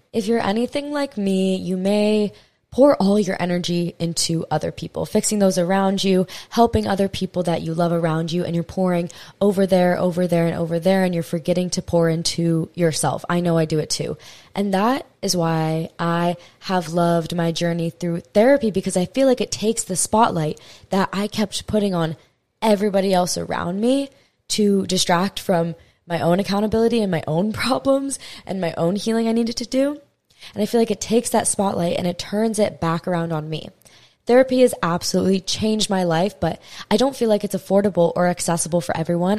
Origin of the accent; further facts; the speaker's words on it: Hawaii, United States; I'm from Hawaii